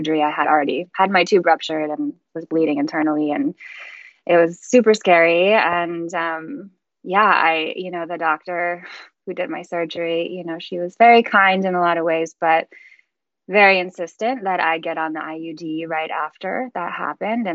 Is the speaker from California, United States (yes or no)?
no; Chicago, Illinois, United States; I'm from Chicago